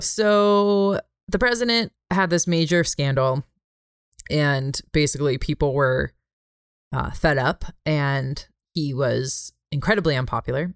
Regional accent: United States; I'm American

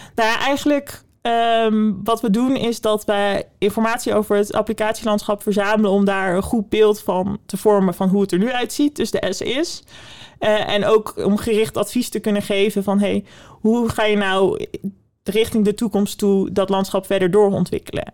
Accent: Netherlands; wij als Nederlanders

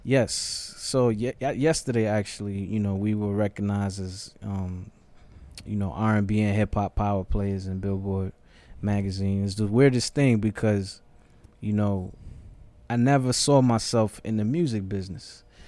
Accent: New York City, New York, United States; moved away as an adult; also born or lived in Ghana; now in Atlanta, United States; So, from the Bronx, grew up in the projects

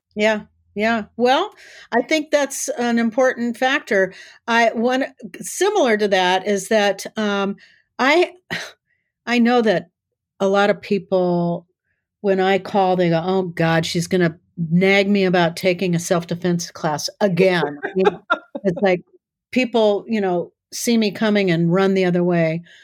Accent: South Dakota, United States; I grew up in South Dakota

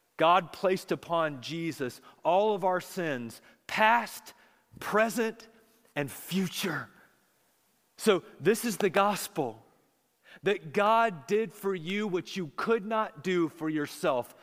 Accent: Charlotte, North Carolina, United States; I grew up in Charlotte

